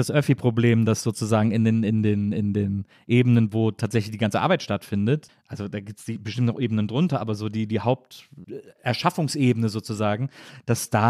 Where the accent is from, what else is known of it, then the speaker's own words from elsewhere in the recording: Freiburg, Baden-Württemberg, Germany; Ich bin bei Freiburg